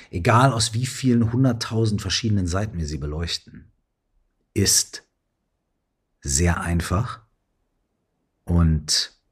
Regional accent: Minden, North Rhine-Westphalia, Germany; So wie hier gerade in meiner alten Heimatstadt Minden, wenn ich heute in den Himmel gucke.

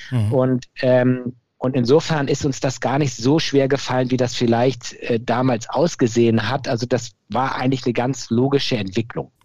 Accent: Hamburg, Germany; moved away as an adult; now in Cologne, Germany; Ich bin in Hamburg geboren, komme also aus, aus der Hansestadt und habe dann mich ähm, entschlossen, in Köln zu studieren

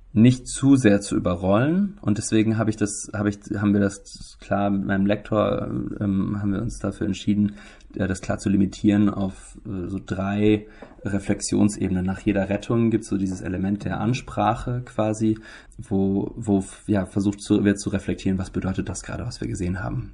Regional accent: Germany; wir leben als Deutsche

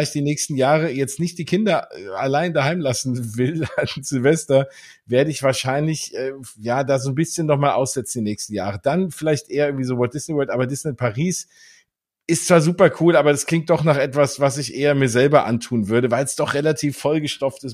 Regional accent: Germany; als Deutsche

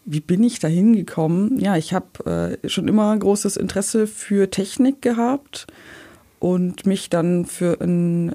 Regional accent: Ulm area, Bavarian side, Germany; Ich bin in der Ulmer Provinz aufgewachsen, ein bisschen südlich von Ulm

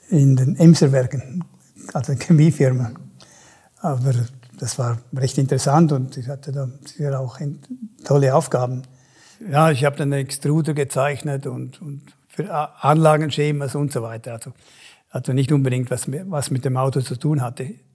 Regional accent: Chur, Graubünden, Switzerland; Nur, da ich, wo ich aufgewachsen bin, in Kur war natürlich nichts los.

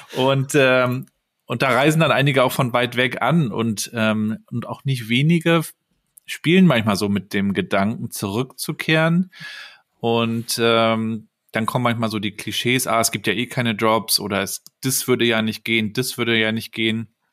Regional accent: Rostock, Mecklenburg-Vorpommern, Germany; moved away as an adult; aus meiner Heimatstadt Rostock. Marc und ich stammen beide aus Mecklenburg-Vorpommern

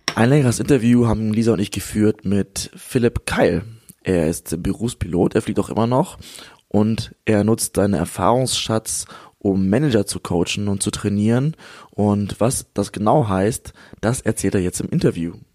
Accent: Germany; wir als Deutsche

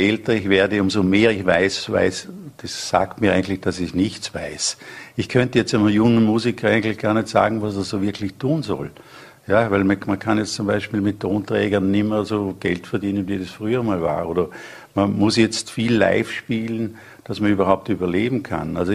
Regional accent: Feldkirch, Vorarlberg, Austria; moved away; Ja, Feldkirch ist mein Heimatort. Ja, da lebt auch meine, meine Brüder.

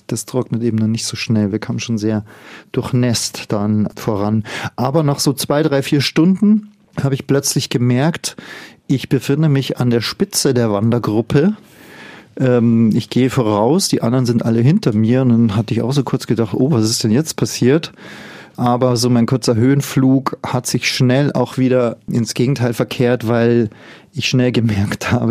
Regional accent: Bavaria, Germany; Ich komme ja aus dem Voralpenland und wir lachen ja immer drüber über diejenigen, die auf die Berge gehen und keine richtigen Schuhe anhaben.

